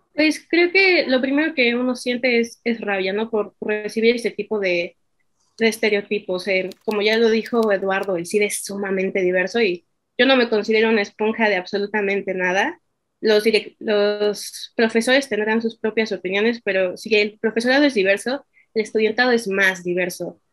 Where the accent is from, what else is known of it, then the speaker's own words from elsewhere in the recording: Mexico; nosotros como mexicanos